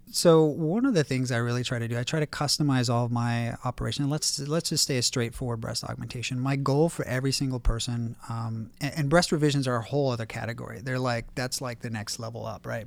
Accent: Warrenton, Virginia, United States; now in Beverly Hills, United States; growing up in Warrenton, Virginia, which is a really small town in Virginia

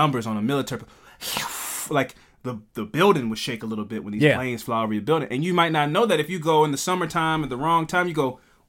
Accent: Queens, New York, United States; Yeah, it's like, but I still like, I'm from Queens.

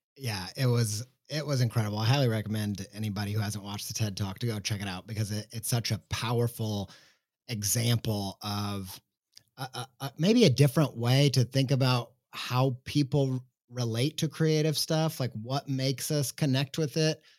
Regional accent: United States; as an American

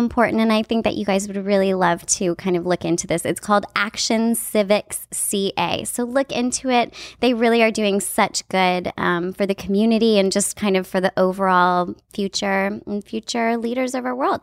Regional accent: Canada; I'm a Canadian

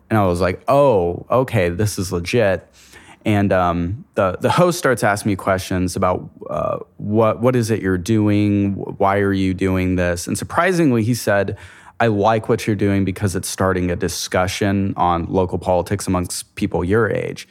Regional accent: Amarillo, Texas, United States; I'm from Amarillo, Texas, which is a town of about two hundred thousand people in the Panhandle of Texas in the Bible Belt

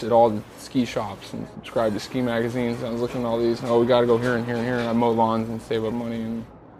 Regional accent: Lubbock, Texas, United States; I was growing up in Lubbock, Texas, so 4 hours away is Ruidoso, New Mexico.

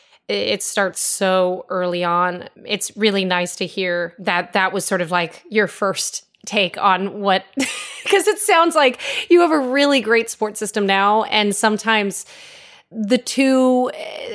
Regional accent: Connecticut, United States; moved away; I'm from Connecticut originally

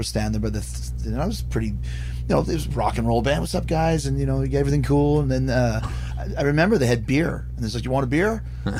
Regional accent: Canada; also born or lived in Winnipeg; We're so Canadian here.

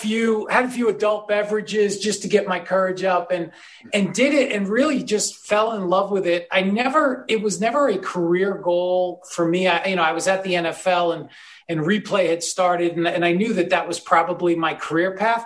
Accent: New York, United States; I grew up in New York.

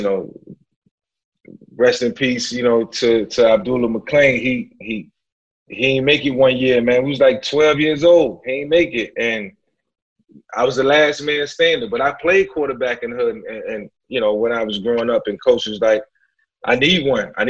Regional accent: Newport News, Virginia, United States; I grew up in Newport News

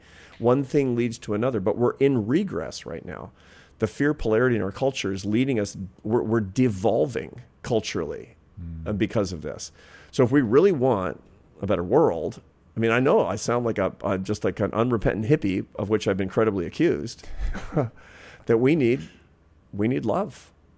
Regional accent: Pacific Northwest, United States; So when I was a kid, for example, growing up in the Pacific Northwest, in the 1970s, there was deep fear of serial killers, cults.

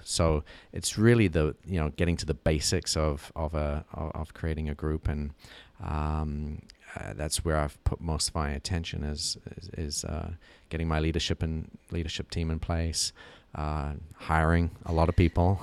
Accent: New Zealand; moved away; growing up in New Zealand

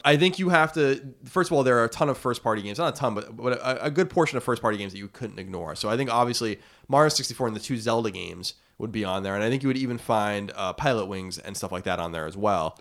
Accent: Long Island, New York, United States; born or raised there

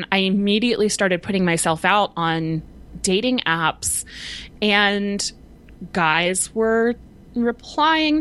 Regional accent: Southern California, United States; I grew up in Southern California

